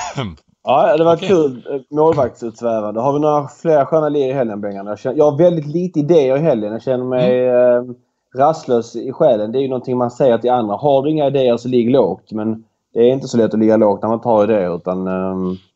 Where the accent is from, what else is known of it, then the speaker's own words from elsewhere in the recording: Malmö, Skåne, Sweden; jag är född i Malmö